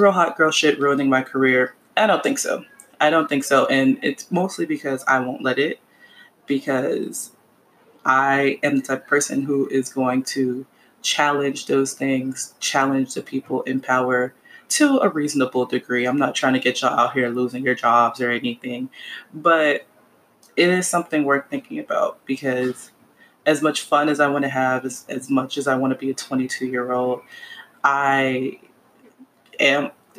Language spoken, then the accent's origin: English; Miami, Florida, United States; I'm from Miami, Florida.